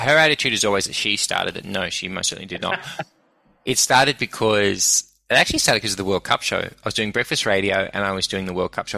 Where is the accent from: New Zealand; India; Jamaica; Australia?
Australia; Sydney, New South Wales; also born or lived in Brisbane; when I was growing up in Sydney